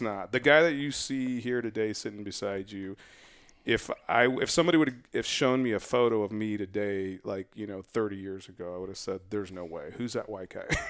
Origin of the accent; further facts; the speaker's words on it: West Valley, Arizona, United States; I grew up in the West Valley